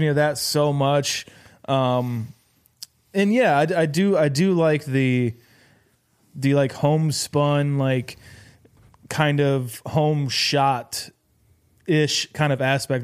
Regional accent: Iowa, United States; we are from Iowa

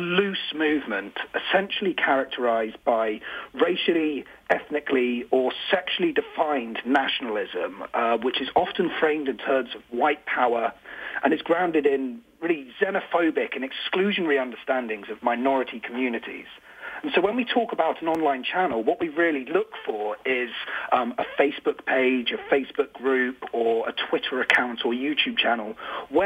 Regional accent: United Kingdom; I'm from the United Kingdom

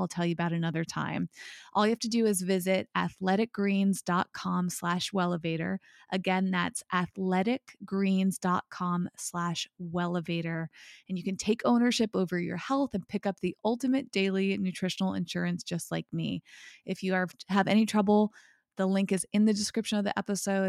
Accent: United States; as an American

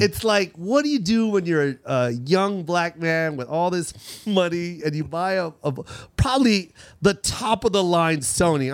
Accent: Seattle, Washington, United States; we're from Seattle

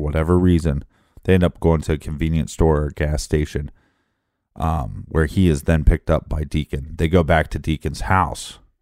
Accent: Richmond, Midwest, United States; moved away; I was from Richmond, forty thousand people

